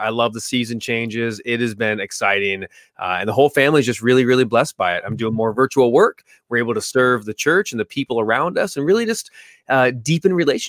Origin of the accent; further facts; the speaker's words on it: California, United States; Yeah, man, I grew up in California for like 38 years.